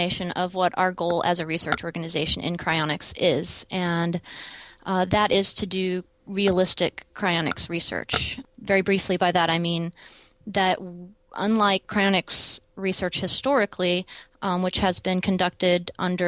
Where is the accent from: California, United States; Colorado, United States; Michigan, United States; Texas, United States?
Texas, United States; East; moved away as an adult; also born or lived in Dallas, Texas / Arizona; now in Portland, United States; I was born and raised in East Texas